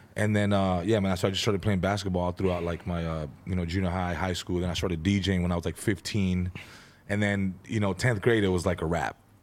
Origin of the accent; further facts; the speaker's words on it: San Fernando, California, United States; also born or lived in Van Nuys; I was born in Van Nuys, grew up in San Fernando, uh, moved around, but for the most part, just kinda grew up in San Fernando